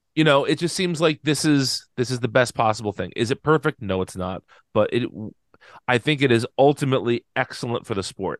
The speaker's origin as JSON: {"language": "English", "region": "New Jersey", "country": "United States", "tie": "born or raised there", "said": "I'm born and raised in New Jersey."}